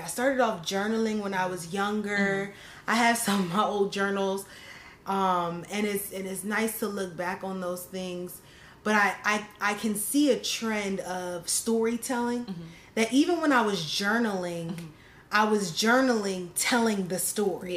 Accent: New Jersey, United States; the hometown like where I grew up in South Jersey

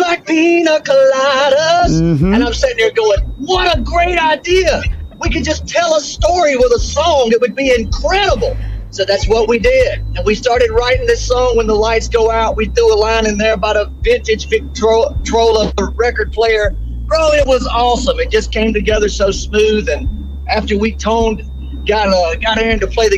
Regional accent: Muscle Shoals, Alabama, United States; growing up in Muscle Shoals, Alabama

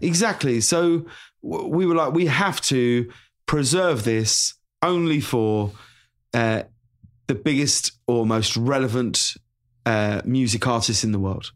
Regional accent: High Wycombe, South East England, United Kingdom; moved away as an adult; also born or lived in London; now in Los Angeles, United States; I'm from High Wycombe," you know, in Buckinghamshire

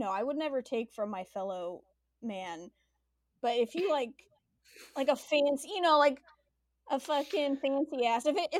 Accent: Los Angeles, California, United States; I grew up in California, in the Southern California suburb of Los Angeles known as the Valley.

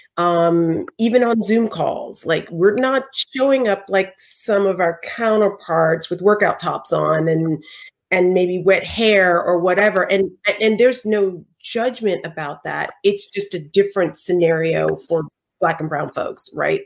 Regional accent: the South, United States; we're both from the South

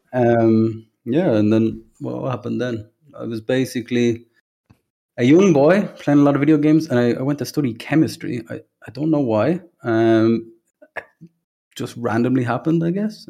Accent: Dublin, Leinster, Ireland; from Ireland, uh, Dublin, grew up there

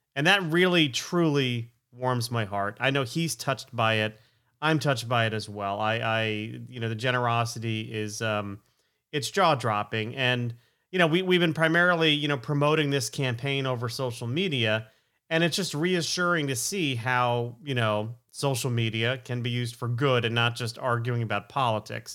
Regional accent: Stamford, Connecticut, United States; also born or lived in Plantation, Florida; we moved to Connecticut from Florida in fourth grade

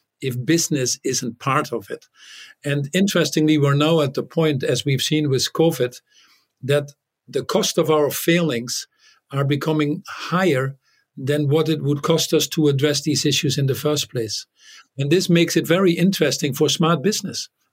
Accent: Netherlands; English is a second language; moved away as an adult; also born or lived in United States; in the Netherlands because there were nuclear weapons and American bases when I grew up, one very close to my hometown

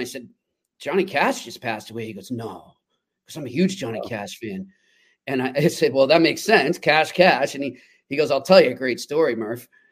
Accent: Boston, Massachusetts, United States; I grew up in Boston

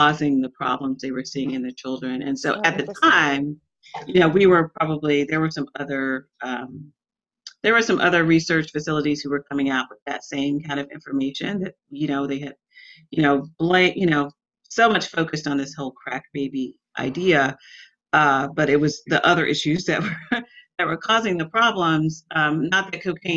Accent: Atlanta, Georgia, United States; I grew up in Atlanta

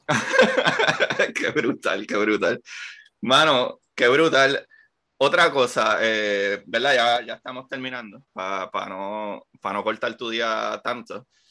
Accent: Puerto Rico; moved away as an adult; yo me fui de Puerto Rico en el 2013

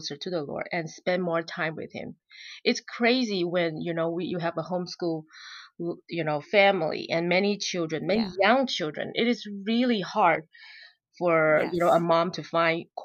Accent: Malaysia; moved away as an adult; also born or lived in Utah, United States; now in Georgia, United States; We are Chinese, and we were born and raised in Malaysia.

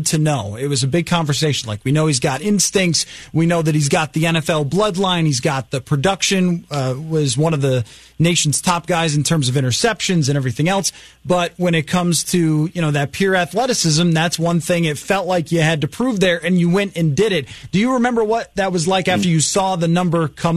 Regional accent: Buffalo, New York, United States; I grew up in Buffalo

